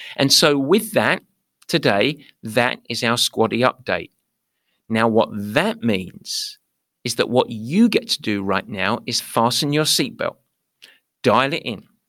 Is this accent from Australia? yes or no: no; London, United Kingdom; accent: East London; moved away as an adult; now in United States; I grew up in East London